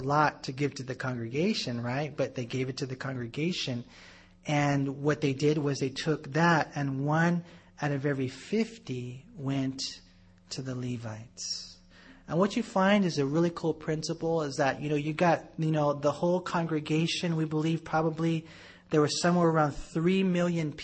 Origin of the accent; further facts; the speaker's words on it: United States; we're American Christians